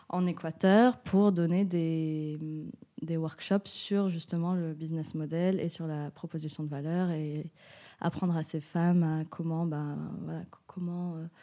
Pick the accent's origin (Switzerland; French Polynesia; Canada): Switzerland; now in Marseille, France; je suis suisse marocaine et ça fait un an et demi que je suis à Marseille.